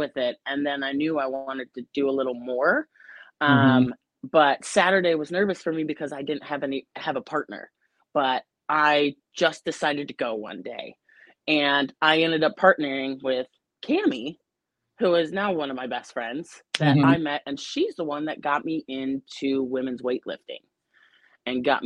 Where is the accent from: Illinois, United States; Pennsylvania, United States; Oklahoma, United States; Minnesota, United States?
Illinois, United States; Lake Forest; moved away as an adult; also born or lived in Columbia, Missouri; now in St. Louis, United States; originally from a little bit north of Chicago